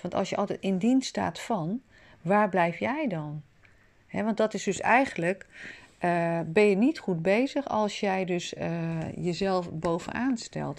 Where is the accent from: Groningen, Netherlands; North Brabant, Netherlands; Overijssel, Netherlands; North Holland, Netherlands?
North Holland, Netherlands; Amsterdam; Ik zelf ben een stadsmens, ik ben in Amsterdam geboren.